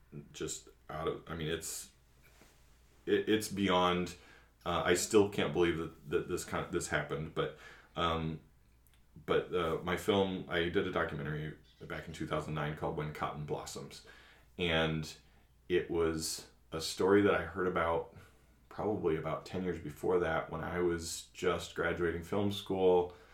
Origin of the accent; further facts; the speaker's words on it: Maine, United States; also born or lived in Massachusetts; I'm a corn-fed white boy from, you know, I grew up in Maine and Massachusetts, and, you know, not a very diverse community.